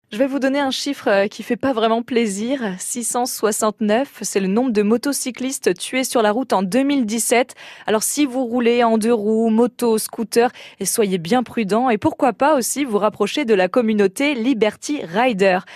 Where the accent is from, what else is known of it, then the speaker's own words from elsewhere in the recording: Manche, Normandy, France; c'est chez nous dans la Manche